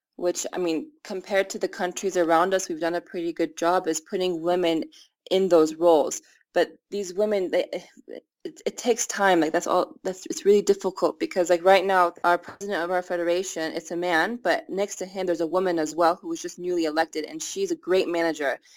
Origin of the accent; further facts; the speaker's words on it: United States; moved away as an adult; now in Iran; I'm the American Iranian soccer player